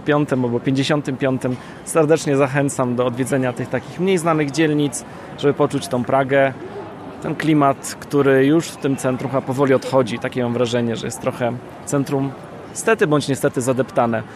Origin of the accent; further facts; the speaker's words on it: Gdańsk, Pomeranian Voivodeship, Poland; ja jestem z Gdańska, u nas nie ma rynków